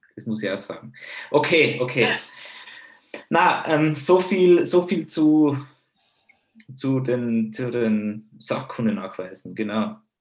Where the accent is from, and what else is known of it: Tyrol, Austria